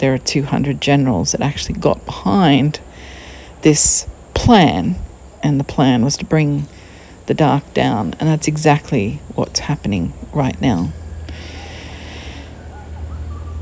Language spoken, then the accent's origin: English; Queensland, Australia; We're from Queensland